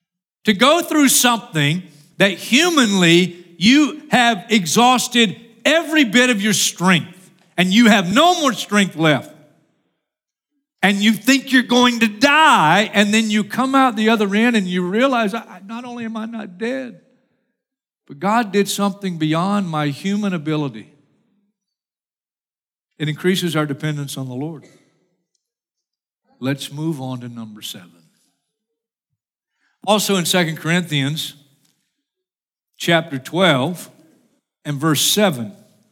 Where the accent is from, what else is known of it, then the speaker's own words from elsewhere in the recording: Florida, United States; I'm from Florida, and I'm in stupid cold